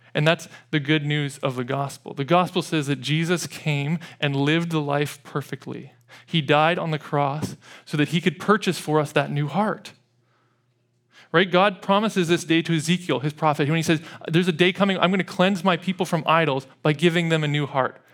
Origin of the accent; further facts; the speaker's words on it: Edmonton, Alberta, Canada; growing up in Edmonton